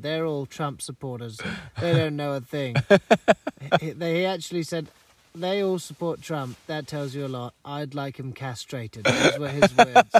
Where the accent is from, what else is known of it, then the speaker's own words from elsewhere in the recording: England, United Kingdom; if you know that I'm English